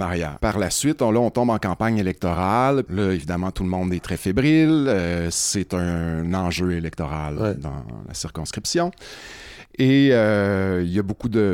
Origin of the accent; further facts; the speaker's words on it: Rouyn-Noranda, Quebec, Canada; moi, je viens de Rouen-Noranda. En fait, je suis rouyn norandien de quatrième génération.